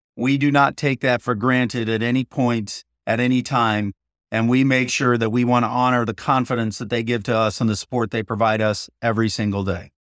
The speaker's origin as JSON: {"language": "English", "town": "Downey", "region": "California", "country": "United States", "tie": "born or raised there", "said": "coming back to my hometown"}